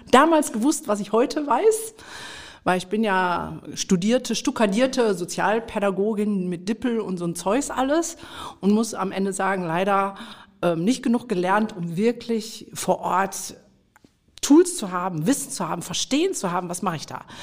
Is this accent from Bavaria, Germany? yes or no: no; Mülheim an der Ruhr, North Rhine-Westphalia, Germany; wir kommen beide aus dem Pott, weil ja. Genau. wir sind ja hier in Mülheim, in meiner Heimatstadt. Ja. Hier bin ich groß geworden